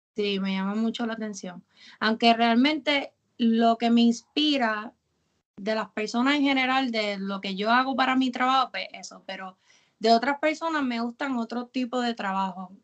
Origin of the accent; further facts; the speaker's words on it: Carolina, Puerto Rico; also born or lived in San Juan; yo toda la vida he sido de Carolina